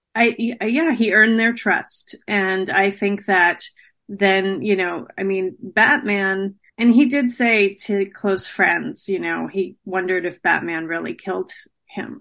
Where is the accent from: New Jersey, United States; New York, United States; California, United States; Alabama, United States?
New Jersey, United States; I grew up in New Jersey